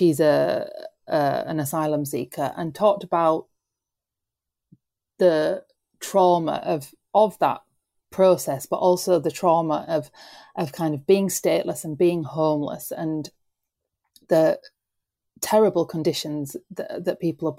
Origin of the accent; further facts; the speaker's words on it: the North, the north of England, United Kingdom; as British people, but as Northerners?